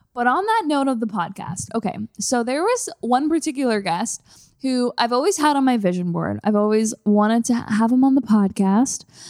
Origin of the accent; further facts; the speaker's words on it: Canada; moved away as an adult; now in Los Angeles, United States; I'm a Canadian.